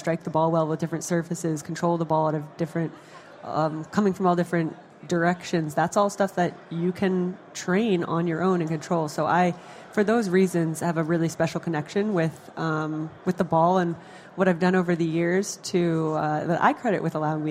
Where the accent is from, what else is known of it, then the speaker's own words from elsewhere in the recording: New Jersey, United States; where I grew up in North Jersey